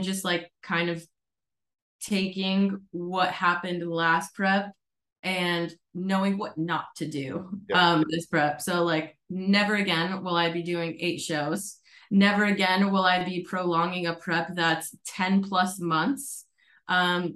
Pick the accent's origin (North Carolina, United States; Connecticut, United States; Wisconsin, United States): Connecticut, United States; moved away as an adult; also born or lived in Colorado; now in Arizona, United States; I grew up in Connecticut.